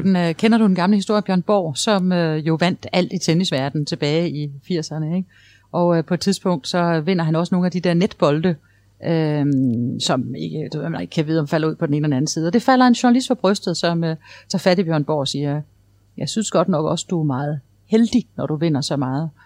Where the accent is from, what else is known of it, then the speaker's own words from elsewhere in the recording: Esbjerg, Southern Denmark, Denmark; Jeg er selv fra Esbjerg